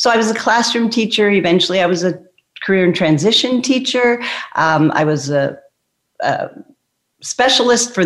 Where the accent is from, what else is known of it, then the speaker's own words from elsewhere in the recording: Toronto, Ontario, Canada; I'm from Toronto, Canada